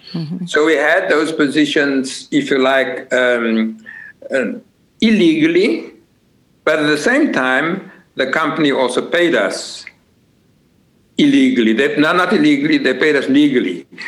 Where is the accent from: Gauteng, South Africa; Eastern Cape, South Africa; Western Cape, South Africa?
Western Cape, South Africa; Cape Town; now in Netherlands; I'm originally from Cape Town. Uh, of course, I was born in Cape Town and came to, to the Netherlands in 1969.